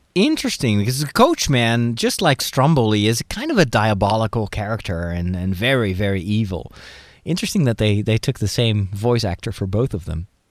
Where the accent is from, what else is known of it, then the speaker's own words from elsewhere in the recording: Netherlands; I'm from Holland